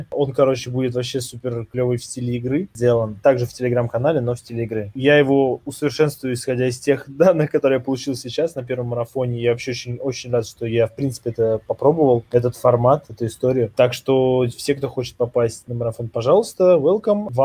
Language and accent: Russian; Saint Petersburg, Russia; ну я просто питерский. Я, я тоже питерский, у меня он в центре хаты.